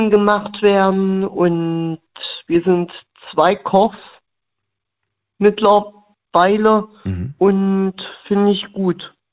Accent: Thuringia, Germany; born there; was ich immer mache, wenn man aus, ähm, wenn man gebürtig aus dem Osten ist, ne? Aus Thüringen gibt es ja diese Thüringer Bratwurst.

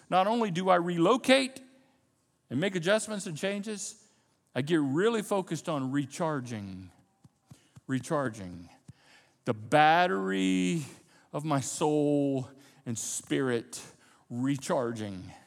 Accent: United States; We're Americans. And as American Christians or Christians who happen to live in America, we are born and bred in the context of independence.

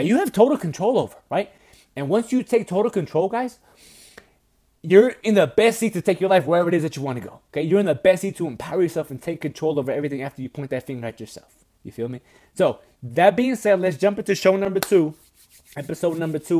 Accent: Wisconsin, United States; moved away; I'm from Wisconsin

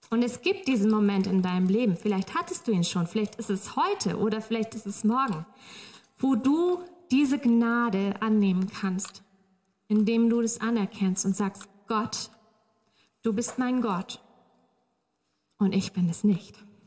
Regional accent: Northern Germany, Germany; moved away; ich komme aus Norddeutschland

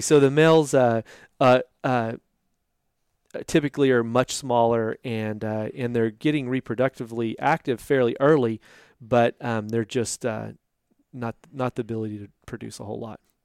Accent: Boerne, Texas, United States; I grew up in Burney, Texas, just north of San Antonio

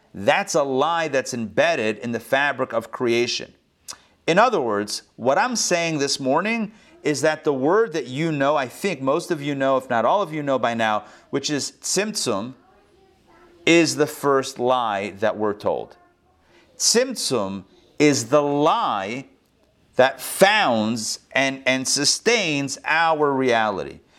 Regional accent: Pittsburgh, Pennsylvania, United States; our Chabad community growing up in Pittsburgh

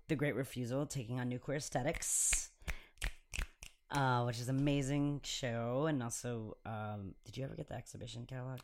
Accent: Chicago, Illinois, United States; now in Los Angeles, United States; I grew up in Humboldt Park, and also slash now called West Town in Chicago

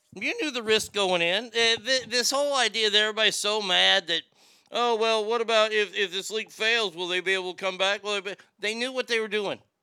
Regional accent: Garland, Texas, United States; my hometown

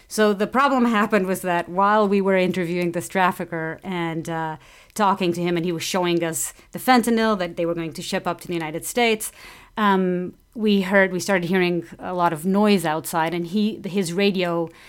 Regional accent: Portugal; moved away; I'm from Portugal

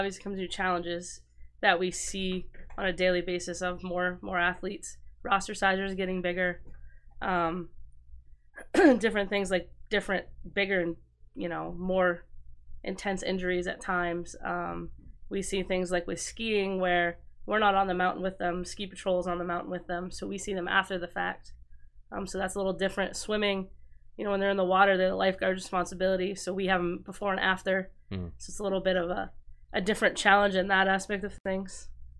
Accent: Maine, United States; because I'm from Northern Maine, but I'm not from like Acadia, Northern Maine, it's Gagner, but down here it would be Gagnon.

